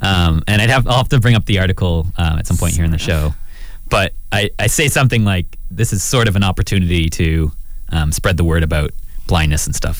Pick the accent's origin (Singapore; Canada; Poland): Canada; I'm a Canadian citizen.